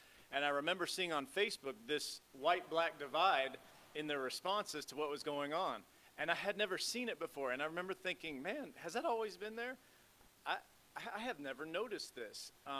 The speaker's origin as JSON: {"language": "English", "town": "Chicago", "region": "Illinois", "country": "United States", "tie": "born there", "said": "Briefly about me, I was born in Chicago, but kind of bounced around the Midwest. So I grew up in a primarily white neighborhood."}